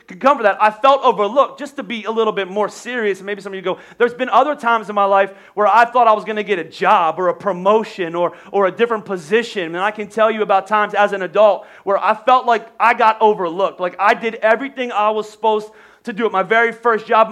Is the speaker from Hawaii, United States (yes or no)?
no; Boyertown, Pennsylvania, United States; I grew up in Boyertown